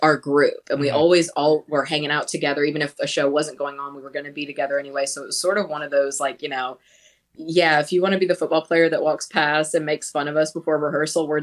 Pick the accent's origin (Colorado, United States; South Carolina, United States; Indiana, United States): South Carolina, United States; Charleston; I grew up in Charleston, South Carolina